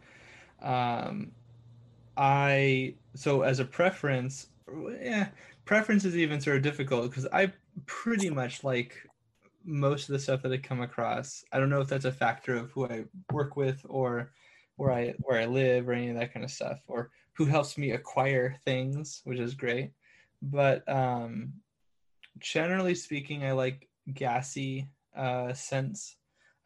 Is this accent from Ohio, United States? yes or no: no; California, United States; I'm a Californian